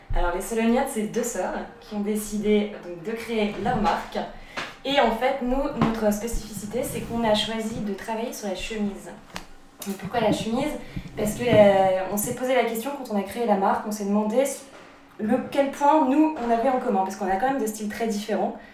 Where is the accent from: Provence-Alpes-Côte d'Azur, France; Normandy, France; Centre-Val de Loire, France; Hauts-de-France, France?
Hauts-de-France, France; the North; moved away as an adult; now in Paris, France; on vient du Nord, c'est ça. On a, on a quitté le Nord euh, pour des raisons personnelles il y a un peu plus de deux ans.